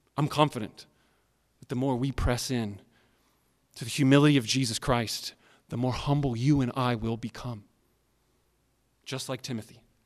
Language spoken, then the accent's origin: English; United States; I like being an American. I'm glad that I'm a citizen of America